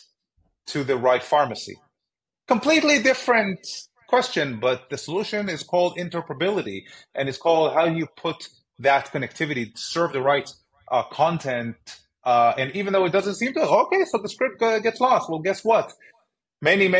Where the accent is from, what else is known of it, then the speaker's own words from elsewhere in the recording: Israel; moved away as an adult; now in United States; growing up in Israel, which is a universal healthcare system